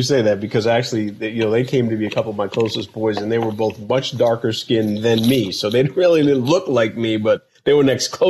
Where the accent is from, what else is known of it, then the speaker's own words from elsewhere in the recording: Boston, Massachusetts, United States; moved away as an adult; So I grew up in Dorchester, just on the other side of Dorchester where the brothers from … were living.